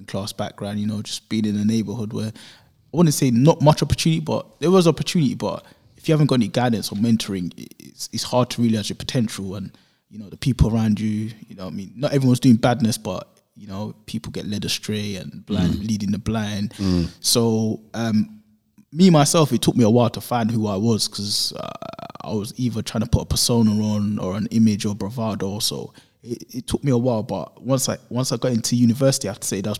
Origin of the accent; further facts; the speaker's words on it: London, United Kingdom; growing up in Newham